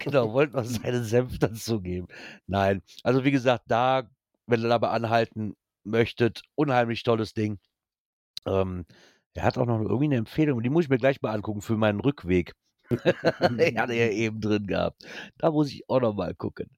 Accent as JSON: {"language": "German", "country": "Germany", "said": "bei uns in Deutschland"}